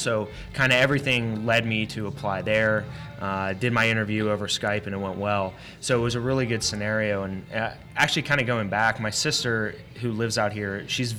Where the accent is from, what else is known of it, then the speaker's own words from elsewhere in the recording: Pittsburgh, Pennsylvania, United States; moved away as an adult; now in Arizona, United States; I'm from Pittsburgh.